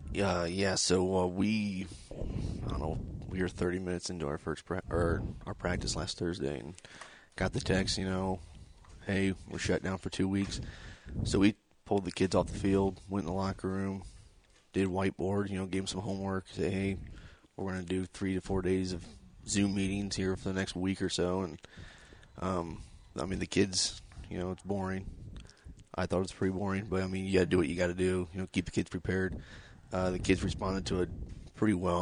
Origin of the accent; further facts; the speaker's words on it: Decatur, Indiana, United States; I'm from Decatur, born and raised here